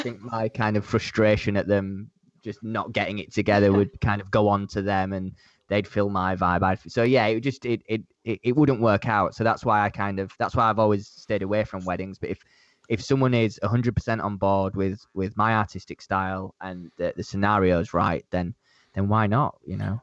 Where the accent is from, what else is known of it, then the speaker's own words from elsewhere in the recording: Leeds, Yorkshire and the Humber, United Kingdom; now in London, United Kingdom; I'm London-based. I'm not originally, I don't know if you guys can tell from my accent, but I'm, I'm not from London. I'm from the, uh, the north of England, uh, a city called Leeds